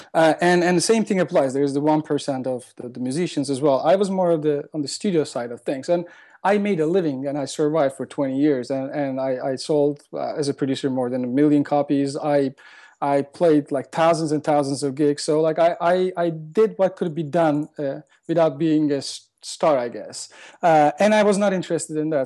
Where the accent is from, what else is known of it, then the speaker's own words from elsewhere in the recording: Turkey; moved away as an adult; also born or lived in London, United Kingdom; now in Los Angeles, United States; I am originally from Turkey, like, the last ten years. I've been living in L A, uh, but most majority of my life I spent in Turkey